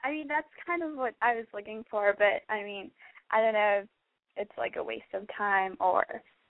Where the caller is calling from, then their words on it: Texas, United States; I'm 18, and I'm from Texas.